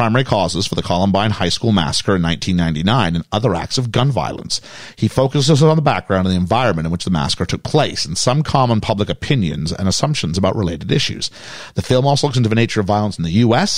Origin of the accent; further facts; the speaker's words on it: Canada; also born or lived in United States; now in United Kingdom; For my experience as a Canadian